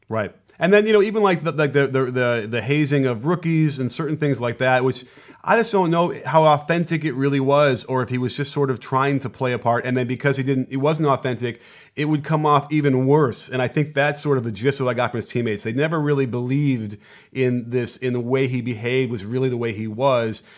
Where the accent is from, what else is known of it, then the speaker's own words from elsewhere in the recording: Chicago, Illinois, United States; moved away as an adult; now in Los Angeles, United States; I grew up in Chicago and was at all the Bulls games